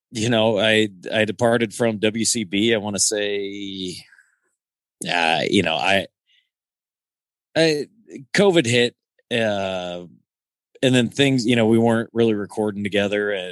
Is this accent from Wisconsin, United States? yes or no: no; Rock Island, Illinois, United States; Yeah, I uh born and raised Rock Island, Illinois.